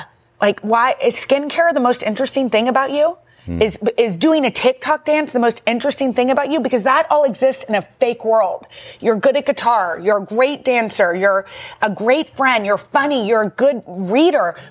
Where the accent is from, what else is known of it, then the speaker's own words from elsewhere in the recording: Texas, United States; moved away; I grew up in Texas